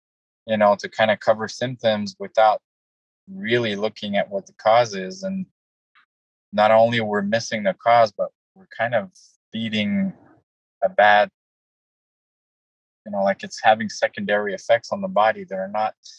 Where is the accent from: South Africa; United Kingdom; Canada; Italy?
Canada; now in United States; I moved from Canada to the U.S., I was so afraid to get bills, I couldn't go to the mailbox.